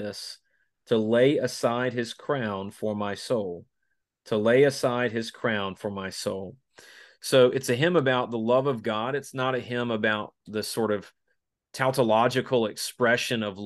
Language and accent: English; Spartanburg, South Carolina, United States; my hometown of Spartanburg, South Carolina